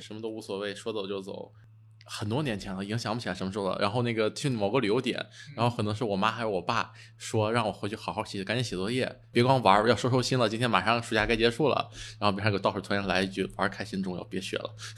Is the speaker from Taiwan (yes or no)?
no; Hebei, China; 我老家河北嘛